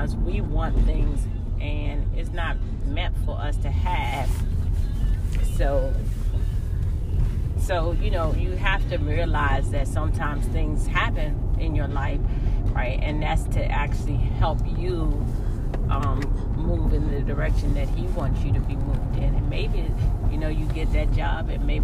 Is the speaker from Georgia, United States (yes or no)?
no; Charles County, Maryland, United States; now in Prince George's County, United States; I'm from Charles County. I originally come from Charles County. We moved to Prince George's County